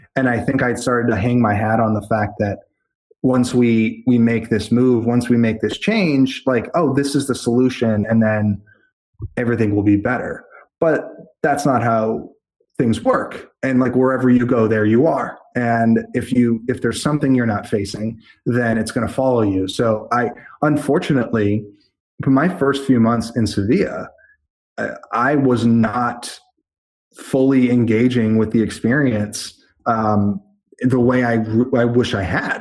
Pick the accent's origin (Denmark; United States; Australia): United States; Methuen, Massachusetts; moved away as an adult; also born or lived in Boston / Los Angeles / Spain; I'm 18 years of Methuen plus four years of Boston plus 10 years